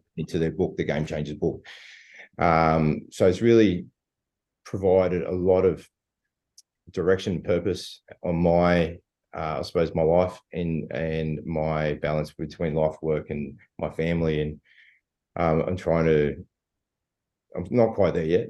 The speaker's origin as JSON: {"language": "English", "town": "Sydney", "region": "New South Wales", "country": "Australia", "tie": "born or raised there", "also_born_or_lived": "Bankstown / Punchbowl / Spain (ancestry)", "said": "living in in the Shire and growing up in the Shire"}